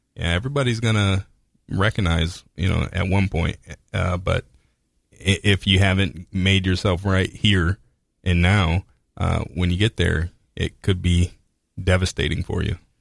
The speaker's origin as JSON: {"language": "English", "country": "United States", "said": "we're American"}